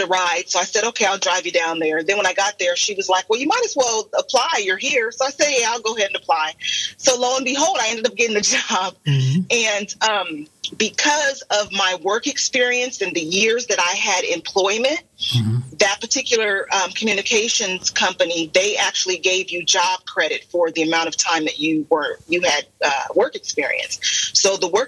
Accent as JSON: {"language": "English", "region": "California", "country": "United States", "tie": "born or raised there", "moved": "yes", "lives_now": "Arizona, United States", "said": "I'm originally from California, born and raised."}